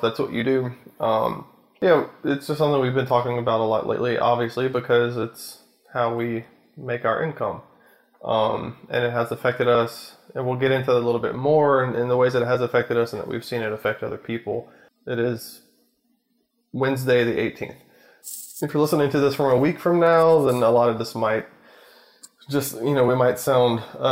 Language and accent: English; Louisiana, United States; we're from Louisiana. We live outside of Baton Rouge